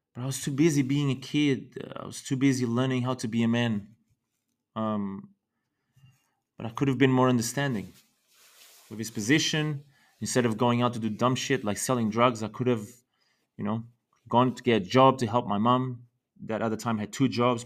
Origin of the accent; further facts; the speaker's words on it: Lisbon, Portugal; I was born in Portugal in nineteen eighty in Lisbon